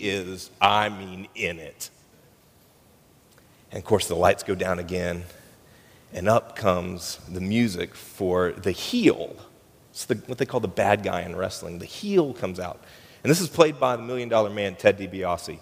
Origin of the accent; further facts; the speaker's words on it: United States; I grew up in Polk County